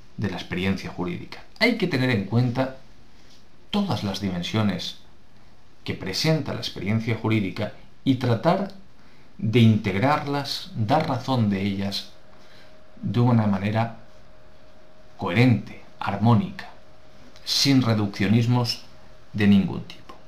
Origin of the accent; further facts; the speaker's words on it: Spain; nos interesa la nuestra como españoles